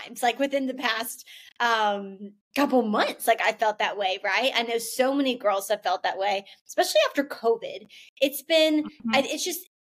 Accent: Atlanta, Georgia, United States; I grew up in Atlanta my whole life

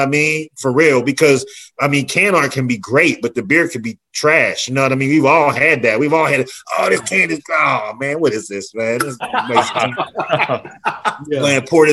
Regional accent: Pittsburgh, Pennsylvania, United States; moved away; I got to come back to my hometown of Pittsburgh

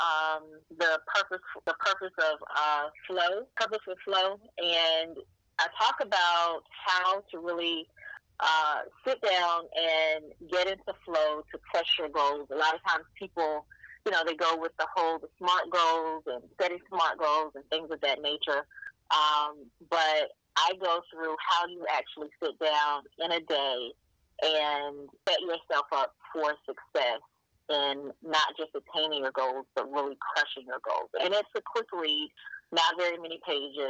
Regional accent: Fayetteville, North Carolina, United States; My parents were military. I grew up in Fayetteville, North Carolina.

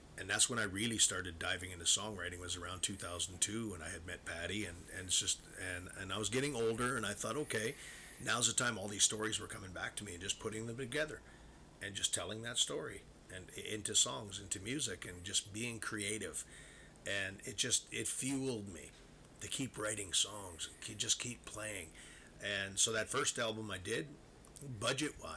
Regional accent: Prince Albert, Saskatchewan, Canada; moved away as an adult; in my hometown of Prince Albert, Saskatchewan

